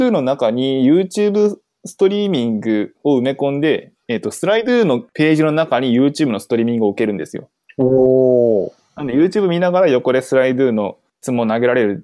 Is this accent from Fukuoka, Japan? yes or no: yes; Fukuoka, Japan; 身は福岡なので